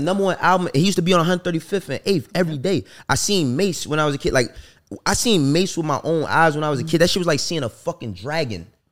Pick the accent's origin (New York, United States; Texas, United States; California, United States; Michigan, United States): New York, United States; New York City; I'm from New York